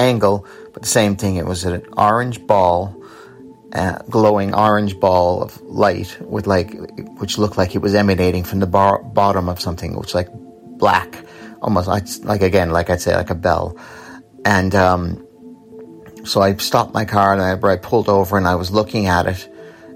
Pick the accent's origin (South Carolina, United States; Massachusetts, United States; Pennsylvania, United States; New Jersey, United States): Massachusetts, United States; now in Ireland; I'm originally from Massachusetts, but I live in Ireland on the East Coast